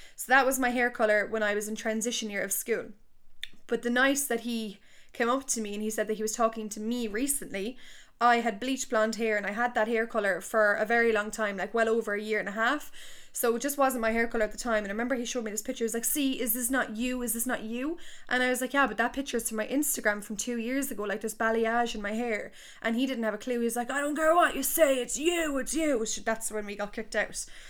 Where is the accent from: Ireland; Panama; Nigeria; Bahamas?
Ireland; Tipperary, Munster; I'm from Tipperary town